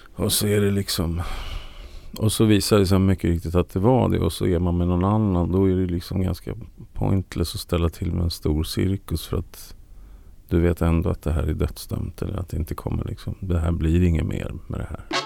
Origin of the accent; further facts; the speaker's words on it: Sweden; jag är ju svensk